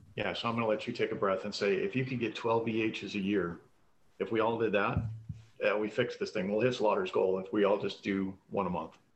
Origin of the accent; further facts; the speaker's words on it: Colorado, United States; moved away; my childhood growing up in Colorado